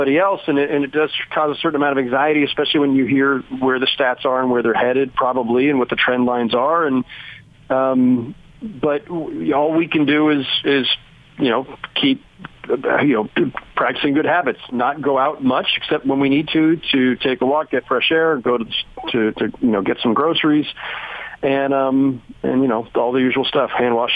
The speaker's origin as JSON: {"language": "English", "area": "Bay Area", "region": "California", "country": "United States", "tie": "born or raised there", "moved": "yes", "lives_now": "New York, United States", "said": "the Bay Area where I grew up"}